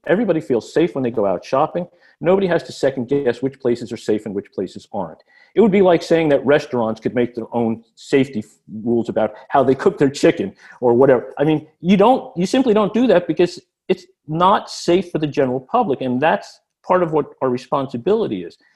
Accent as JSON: {"language": "English", "region": "New Jersey", "country": "United States", "tie": "born or raised there", "also_born_or_lived": "Coral Gables, Florida", "moved": "as an adult", "lives_now": "Venice, United States", "said": "I grew up in New Jersey, starting in, uh, Newark, then in West Orange, then Basking Ridge and a number of moves after"}